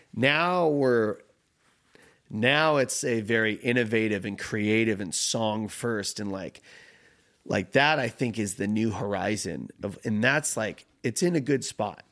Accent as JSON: {"language": "English", "region": "California", "country": "United States", "tie": "born or raised there", "moved": "yes", "said": "growing up in California or only around Californians"}